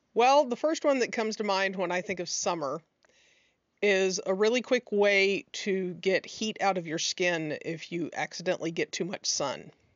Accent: the South, United States; growing up in the South and being quite pale

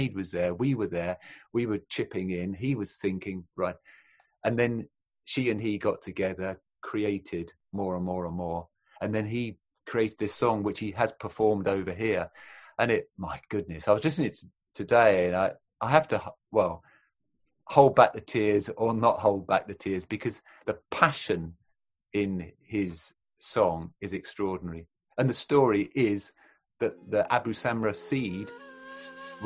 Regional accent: England, United Kingdom; England, Britain, British

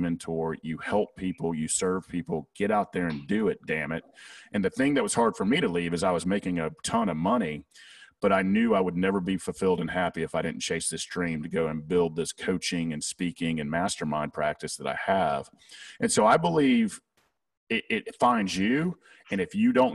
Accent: the South, United States; accent: Southern; my Southern accent

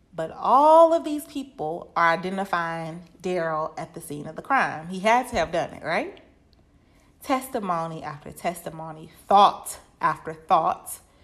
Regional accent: Winston-Salem, North Carolina, United States; my hometown of Winston-Salem, North Carolina

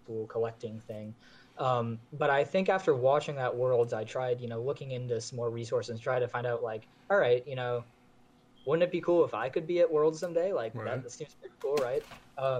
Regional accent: Maine, United States; so I grew up in Maine. I'm from Maine

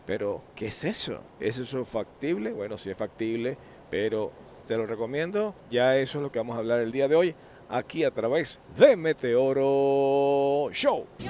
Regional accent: Venezuela; moved away; yo soy de Venezuela

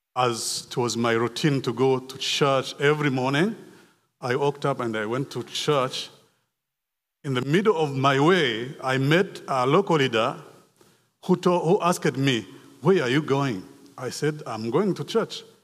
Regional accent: Rwanda; moved away; I was born in Rwanda in nineteen sixty-four. I grew up in Rwanda

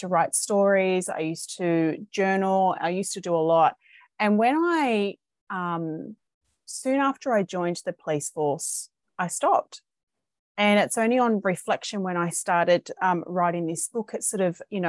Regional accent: Sydney, New South Wales, Australia; I am from Sydney, Australia

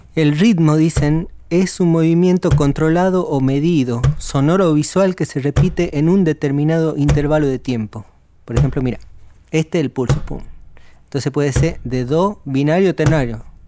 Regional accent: Tucumán, Argentina; soy tucumano

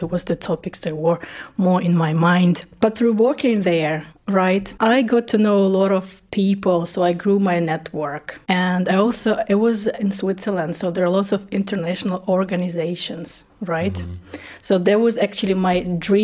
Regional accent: Russia; first language Russian; English is a second language; moved away as an adult; also born or lived in East Ukraine; now in Germany; I was born in East Ukraine, by the way. Yeah, but my native language is Russian. When I was 10, my family moved to Russia, and then my teenage years I spent in Russia

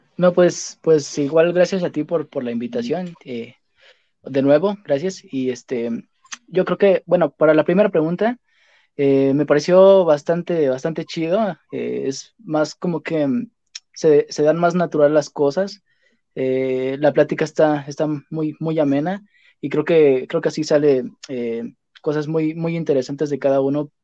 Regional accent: Mexico City, Mexico; yo soy de la Ciudad de México

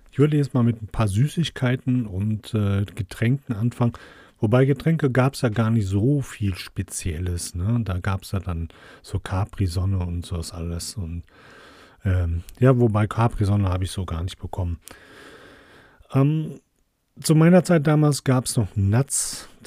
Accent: Krefeld, North Rhine-Westphalia, Germany; Das war damals äh, das Massa, so hieß das bei uns in der Nähe in St. Tönis. Dann gab es einen Divi bei uns in Krefeld

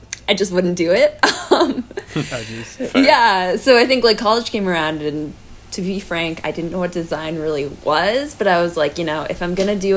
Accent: Hingham, Massachusetts, United States; also born or lived in Marblehead, Massachusetts / Vancouver; I'm originally from Hingham, Mass. And Marblehead, Mass.

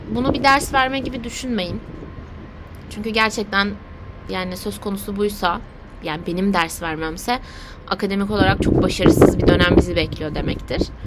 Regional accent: Aegean Region, Turkey; Sadece bir Egeli olarak

